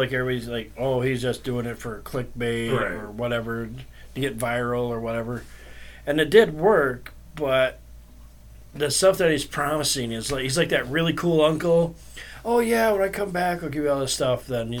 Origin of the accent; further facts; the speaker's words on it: Stockholm, Stockholm County, Sweden; I grew up in Stockholm.